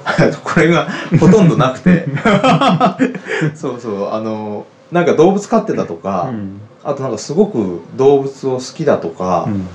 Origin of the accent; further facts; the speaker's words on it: Kofu, Yamanashi, Japan; moved away as an adult; also born or lived in Chiba / Tokyo; 私もともとはあの山梨県の甲府